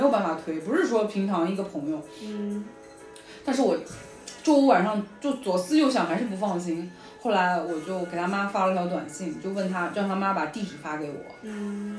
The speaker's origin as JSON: {"language": "Chinese", "country": "China", "moved": "yes", "lives_now": "New York, United States", "said": "我们中国人对这些东西不了解呀"}